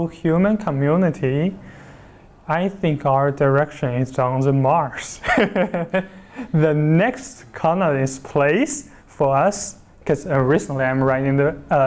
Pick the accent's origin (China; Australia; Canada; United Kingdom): China; Chongqing; moved away as an adult; also born or lived in Hunan; now in Beijing, China; I was born in Chongqing, southwestern part of China, and I'm very proud to be a Chongqinger